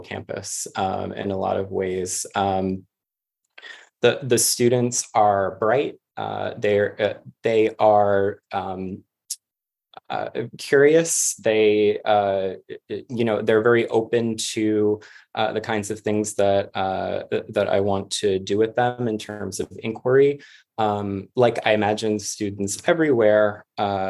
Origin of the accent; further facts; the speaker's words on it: New York City, New York, United States; moved away as an adult; also born or lived in Boston; now in Georgia, United States; I'm originally from Queens in New York City